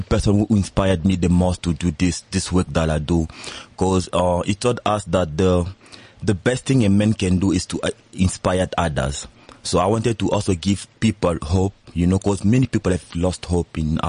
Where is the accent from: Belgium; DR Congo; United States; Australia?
DR Congo; now in South Africa; As you said, I'm from the Congo. I've been here in SA for 4 years now.